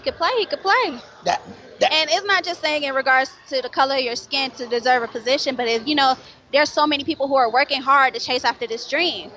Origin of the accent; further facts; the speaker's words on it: Florida, United States; now in Atlanta, United States; I'm from Florida